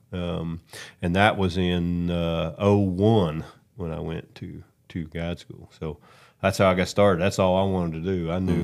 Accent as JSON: {"language": "English", "region": "West Virginia", "country": "United States", "tie": "born or raised there", "moved": "yes", "said": "I'm from West Virginia. Grew up no money"}